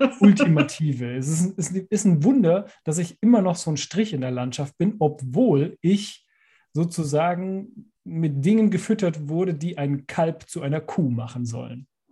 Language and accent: German; Allgäu, Bavaria, Germany; ich bin ja im Allgäu aufgewachsen